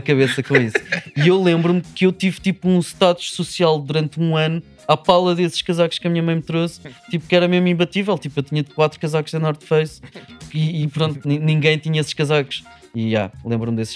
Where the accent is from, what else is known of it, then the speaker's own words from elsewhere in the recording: Lisbon, Portugal; eu sou de Lisboa